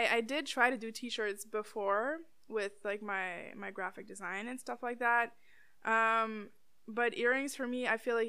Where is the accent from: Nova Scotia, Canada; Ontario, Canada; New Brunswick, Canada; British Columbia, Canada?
Ontario, Canada; Timmins; now in Ottawa, Canada; Yeah, Timmins rep.